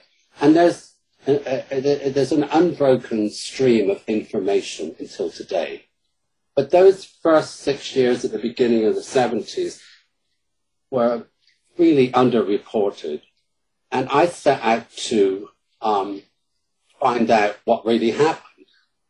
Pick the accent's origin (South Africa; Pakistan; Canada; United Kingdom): United Kingdom; accent: British; now in Chicago, United States; And my British accent in Chicago works wonders.